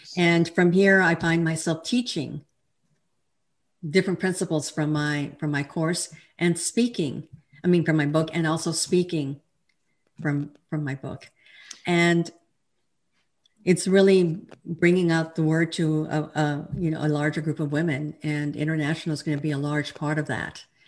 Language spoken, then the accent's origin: English; El Paso, Texas, United States; moved away as an adult; now in Fort Worth, United States; I'm a Texan. I'm originally from El Paso, and I now live in the Fort Worth area